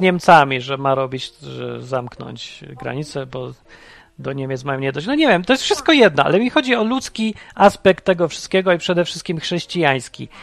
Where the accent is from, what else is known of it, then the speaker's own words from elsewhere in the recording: Poland; pochodzę z kraju, w którym wszystkich popieprzyło